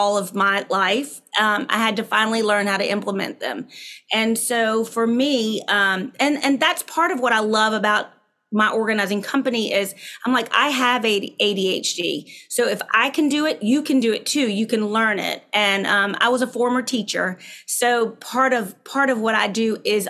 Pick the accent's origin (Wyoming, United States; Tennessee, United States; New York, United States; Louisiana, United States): Louisiana, United States; Baton Rouge; I am born and raised in Baton Rouge